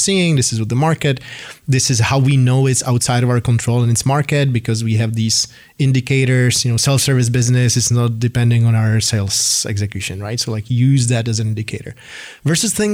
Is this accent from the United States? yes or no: no; Czechia; moved away; when I was growing up in Czechoslovakia.